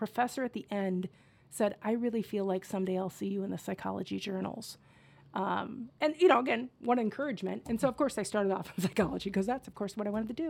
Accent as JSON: {"language": "English", "town": "Cedar Rapids", "region": "Iowa", "country": "United States", "tie": "born or raised there", "said": "I grew up in Cedar Rapids, Iowa."}